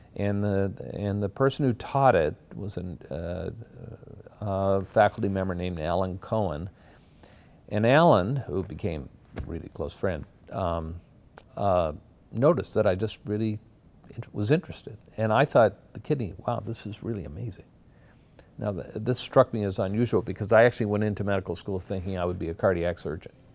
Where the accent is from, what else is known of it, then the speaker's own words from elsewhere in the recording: Glace Bay, Nova Scotia, Canada; moved away as an adult; also born or lived in Halifax, Nova Scotia; now in Toronto, Canada; I grew up in Glace Bay, Nova Scotia, which is a mining town of about 25,000 people.